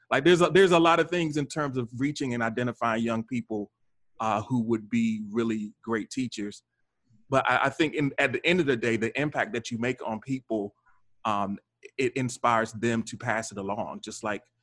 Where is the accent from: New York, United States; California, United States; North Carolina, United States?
North Carolina, United States; now in Baltimore, United States; I'm not from Baltimore. I grew up in North Carolina